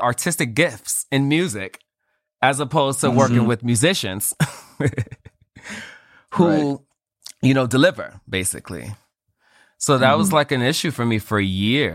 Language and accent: English; New York City, New York, United States; I'm from Bed-Stuy